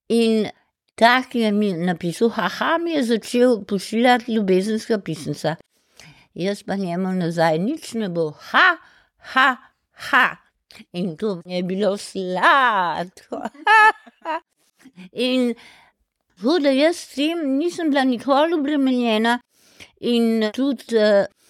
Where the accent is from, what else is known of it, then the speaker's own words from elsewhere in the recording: Ljubljana, Slovenia; sem hodila peš iz Pržana v šolo v Šentvitu